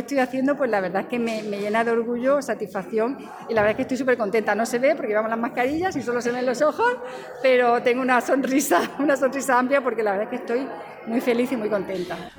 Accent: Yecla, Region of Murcia, Spain; now in Murcia, Spain; en mi pueblo donde he nacido donde me he criado

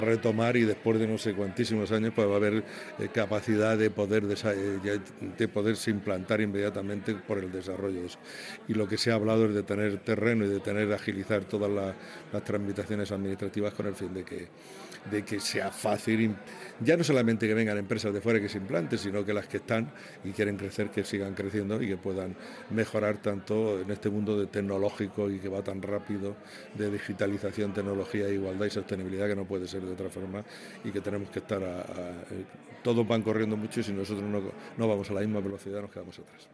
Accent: Jumilla, Region of Murcia, Spain; moved away as an adult; soy de Jumilla, nacido en Jumilla

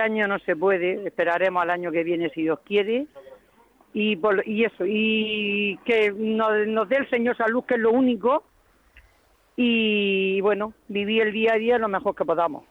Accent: Murcia, Region of Murcia, Spain; son de mi pueblo

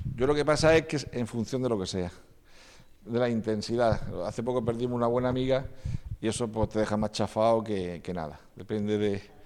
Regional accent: Las Torres de Cotillas, Region of Murcia, Spain; also born or lived in Vilanova de Sau, Barcelona; Los tres somos de, las torres de cotillas

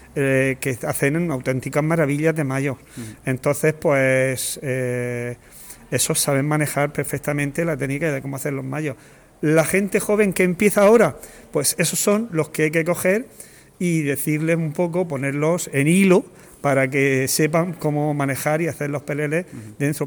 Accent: Alhama de Murcia, Region of Murcia, Spain; yo soy alameño

